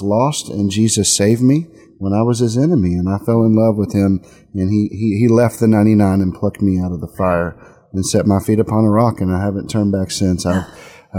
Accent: Texas, United States; I grew up in Texas

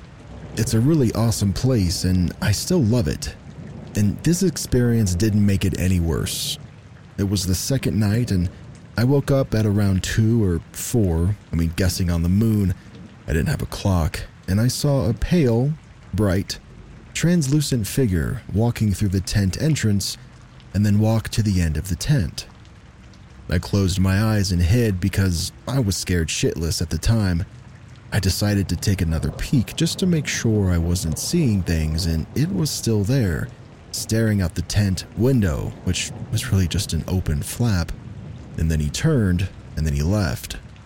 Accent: New York, United States; I grew up in New York, about 2 hours north of New York City. It was a small town off of a state highway.

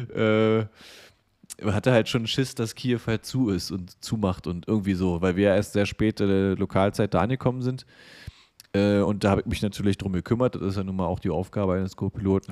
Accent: eastern Germany, Germany; dass ich im Osten geboren bin

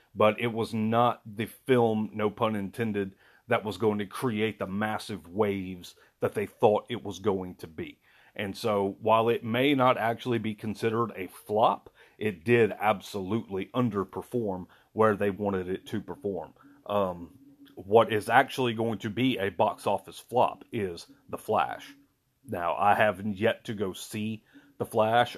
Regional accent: Louisiana, United States; I am from Louisiana. I live in Louisiana

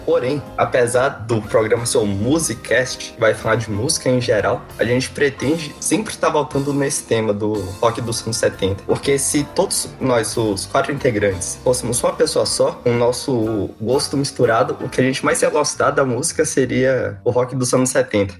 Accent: Brazil; como brasileiros que somos

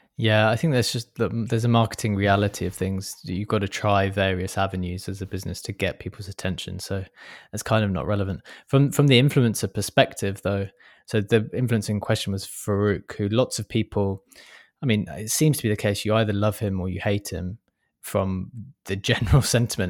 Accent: London, United Kingdom; I'm a Londoner

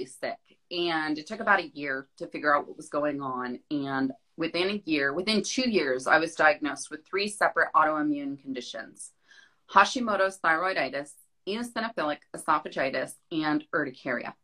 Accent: Florida, United States; also born or lived in Hawaii; now in Phoenix, United States; I grew up in Florida.

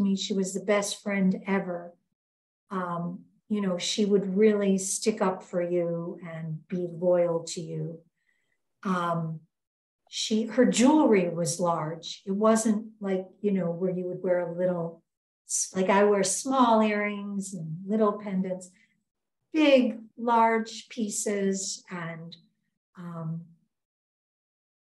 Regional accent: Fort Lee and Englewood, New Jersey, United States; also born or lived in Brooklyn, New York; now in Twin Cities, United States; We lived mostly some in Fort Lee and some later in Englewood, New Jersey

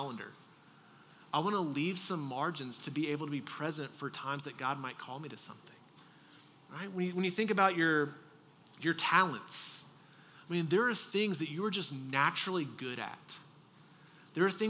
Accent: Texas, United States; moved away; I'm from Texas

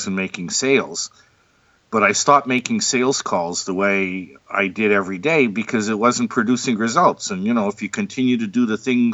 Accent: Montreal, Quebec, Canada; I was born in Montreal, Canada

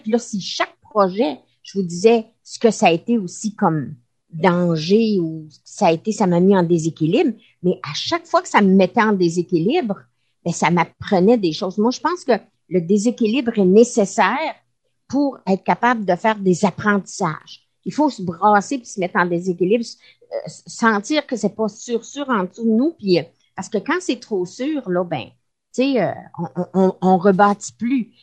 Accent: Quebec, Canada; moved away as an adult; je suis partie du Québec

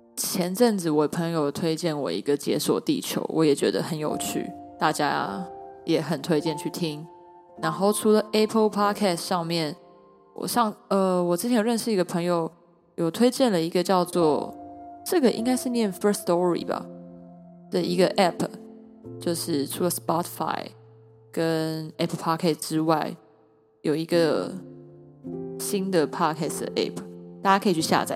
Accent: Taiwan; 我来自台湾，我是台湾人

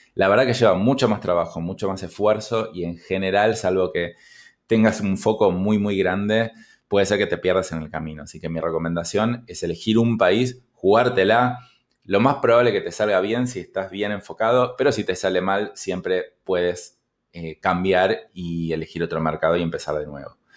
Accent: Argentina; en mi país, Argentina

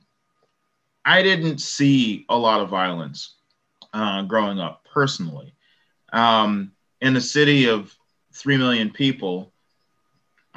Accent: Chicago, Illinois, United States; moved away; I grew up in South Shore, which is predominantly Black

